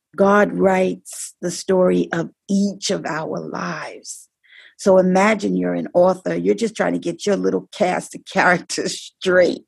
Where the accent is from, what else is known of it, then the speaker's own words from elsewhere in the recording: New York City, New York, United States; I'm from the Bronx